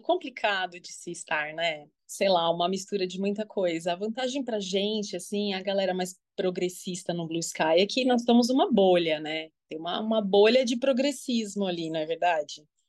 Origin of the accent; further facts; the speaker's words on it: São Paulo, Brazil; eu sou de São Paulo, tenho 42 anos